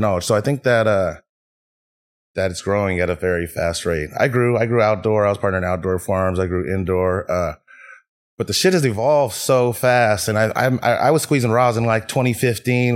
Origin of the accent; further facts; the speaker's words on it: Fairfield, California, United States; also born or lived in Vallejo / San Francisco; I was born in Vallejo, raised in Fairfield, moved to the city